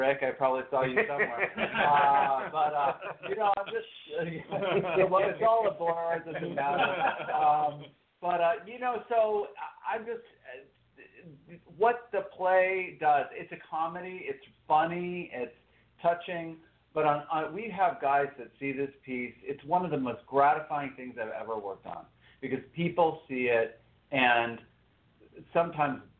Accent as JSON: {"language": "English", "region": "Texas", "country": "United States", "also_born_or_lived": "New York", "moved": "as an adult", "said": "I'm originally from Texas, but I went to New York to go in 94"}